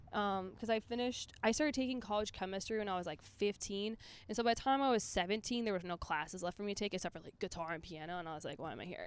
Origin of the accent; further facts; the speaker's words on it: Minnesota, United States; I'm from Minnesota.